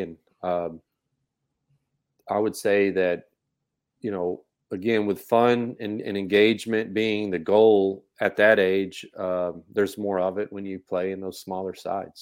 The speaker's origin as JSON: {"language": "English", "region": "Texas", "country": "United States", "said": "I'm from Texas, we all play football"}